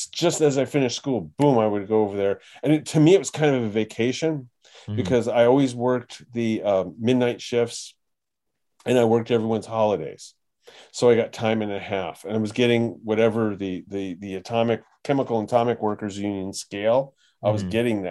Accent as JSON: {"language": "English", "region": "New York", "country": "United States", "tie": "born or raised there", "said": "I was born in New York."}